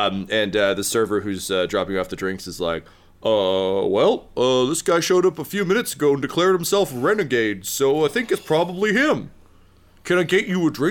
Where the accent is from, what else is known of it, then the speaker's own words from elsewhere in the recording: Mississauga, Ontario, Canada; when I was a kid growing up in Mississauga